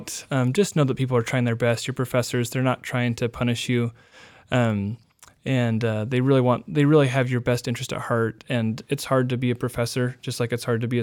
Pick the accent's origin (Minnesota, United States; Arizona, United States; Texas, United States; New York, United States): Arizona, United States; Tucson; also born or lived in Cache Valley, Utah / St. David, Arizona; now in Utah, United States; I was born in Arizona, moved to Cache Valley when I was a kid, and then back to Arizona when I was 11. So I kind of claim Arizona as home. That's where I went to middle school and high school